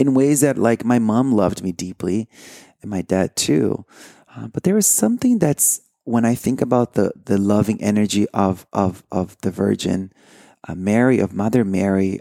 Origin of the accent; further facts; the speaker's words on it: Brazil; moved away; I grew up in Brazil